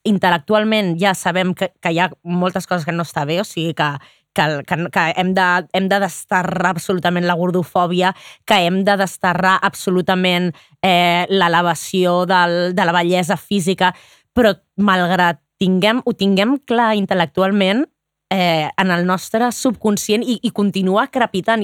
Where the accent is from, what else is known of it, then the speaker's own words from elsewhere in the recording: Barcelona, Catalonia, Spain; com a barcelonina